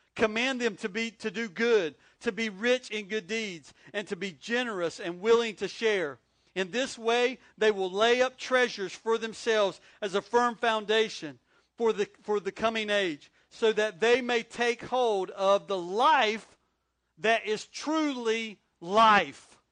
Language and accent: English; North Carolina, United States; moved away as an adult; also born or lived in Corning, New York; now in Wilmington, United States; I'm not from New York. I'm from North Carolina